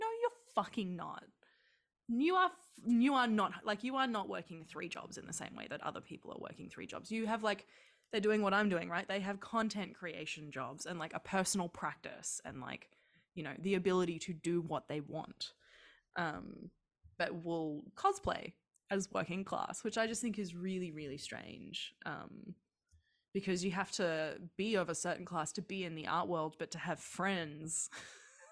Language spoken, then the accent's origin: English; Australia; growing up in Australia